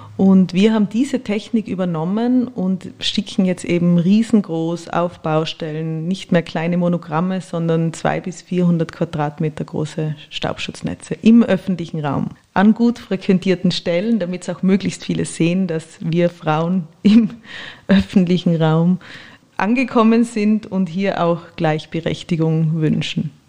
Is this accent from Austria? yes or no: yes; Innsbruck, Tyrol, Austria; moved away as an adult; also born or lived in Vienna; ich bin in Innsbruck aufgewachsen